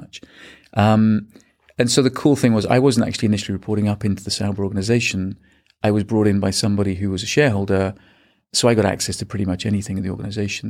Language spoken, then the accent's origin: English; small town outside of Manchester, North West England, United Kingdom; moved away as an adult; also born or lived in Birmingham, United Kingdom / Australia / Hong Kong; grew up in the U K, um, in a, in a small town outside of Manchester